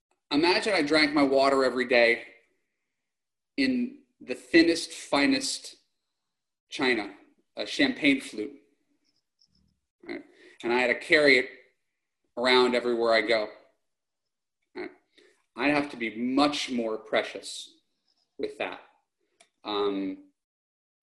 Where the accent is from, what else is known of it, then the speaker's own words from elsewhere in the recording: New York, United States; now in Los Angeles, United States; I'm a New Yorker